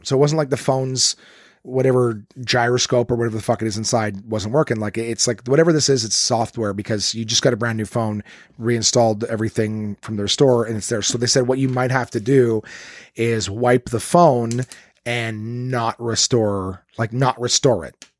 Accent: Ottawa, Ontario, Canada; Absolute Comedy in Ottawa, my hometown, my home club

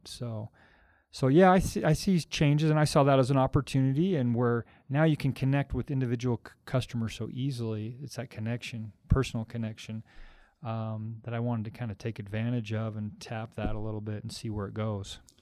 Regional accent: Logan, Utah, United States; It's my hometown

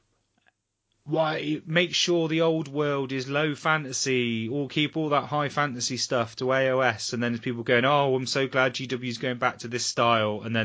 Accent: Weymouth, South West England, United Kingdom; Weymouth, which is my hometown

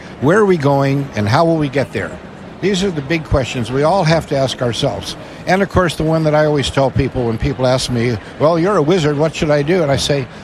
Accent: Crystal Lake, Illinois, United States; I grew up in Crystal Lake, which is northwest of Chicago

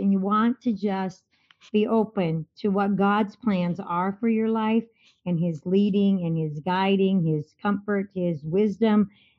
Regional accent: Minnesota, United States; accent: Minnesota; moved away as an adult; now in Lubbock, United States; my accent from Minnesota.

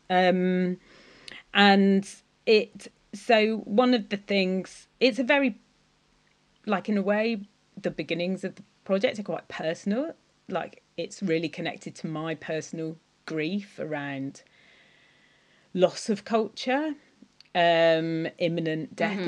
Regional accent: Cornwall, South West England, United Kingdom; I am Cornish

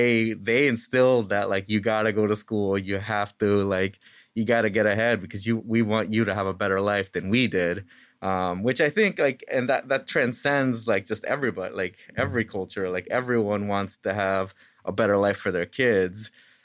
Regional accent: Santa Ana, California, United States; So first off, I was born and raised in Santa Ana, California, which Santa Ana is a city of about 360,000 people, and about 80% of it is Hispanic Latino.

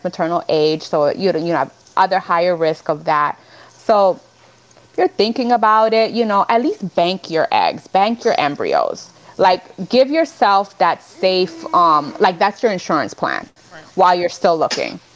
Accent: Nicaragua; moved away; I was born in Nicaragua

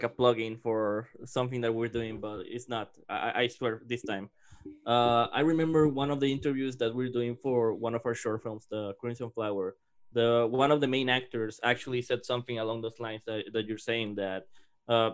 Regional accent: Mexico; moved away; growing up in Mexico

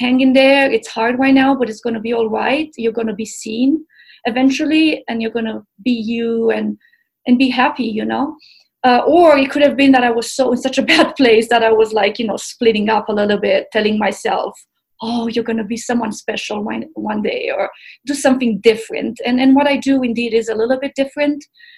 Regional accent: Romania; also born or lived in Tennessee; now in Boulder, United States; I grew up in Romania

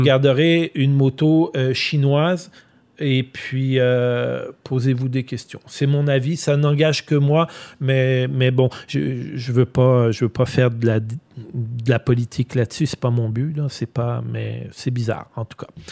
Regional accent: Quebec, Canada; chez nous au Québec

